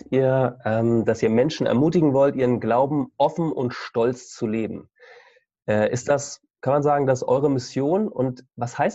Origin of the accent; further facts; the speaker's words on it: Hamburg, Germany; Also ich bin in Hamburg aufgewachsen, am anderen Ende von Deutschland und ich bin damit aufgewachsen, dass mein Glaube für ziemlich viele Leute eine Witznummer war.